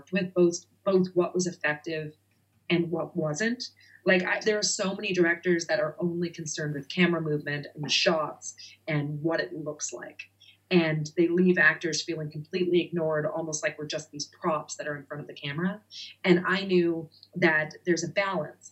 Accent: Nova Scotia, Canada; moved away as an adult; also born or lived in New York / Los Angeles; now in United States; I'm from Nova Scotia, Canada. And I grew up as sort of a child actor out there. And when I moved to New York at 17

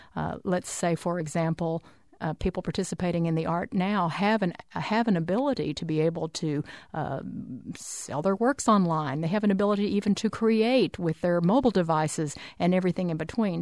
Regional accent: Arkansas, United States; also born or lived in Oklahoma; I was born in Oklahoma and grew up in Arkansas

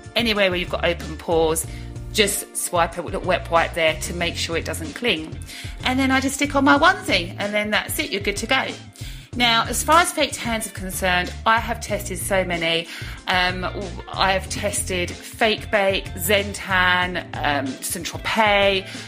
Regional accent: Brentwood, East of England, United Kingdom; my hometown of Brentwood

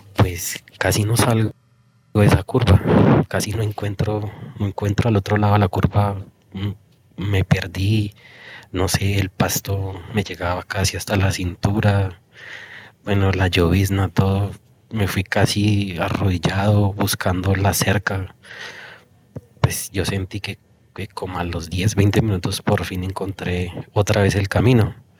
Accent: El Colegio, Cundinamarca, Colombia; yo soy mm, de un pueblito de mesitas del colegio que se llama La Victoria

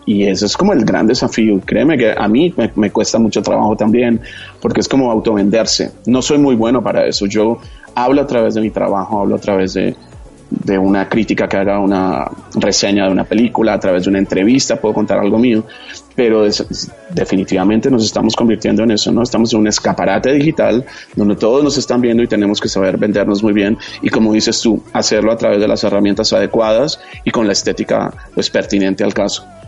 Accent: Colombia

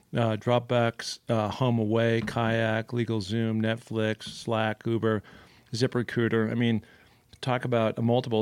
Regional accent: Seattle, Washington, United States; I grew up in Seattle

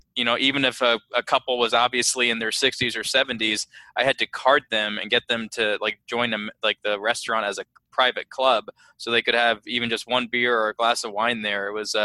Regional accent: Dallas, Texas, United States; also born or lived in Chicago; I'm born and raised in Dallas, I used to live in Chicago

